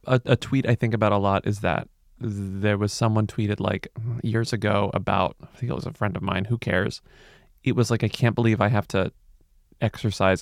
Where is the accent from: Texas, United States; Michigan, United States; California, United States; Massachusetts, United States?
Texas, United States; now in New York City, United States; I'm from Texas. I mean, I'm from a hot place